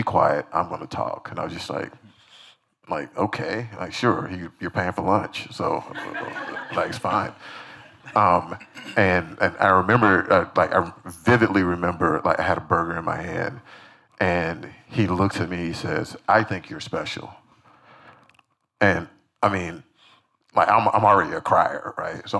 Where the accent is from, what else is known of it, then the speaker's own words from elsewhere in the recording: Decatur, Georgia, United States; I'm a kid from Decatur, Georgia